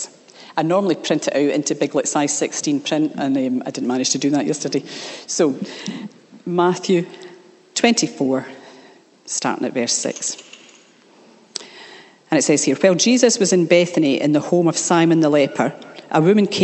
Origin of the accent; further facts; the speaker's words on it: Scotland, United Kingdom; I grew up in the Church of Scotland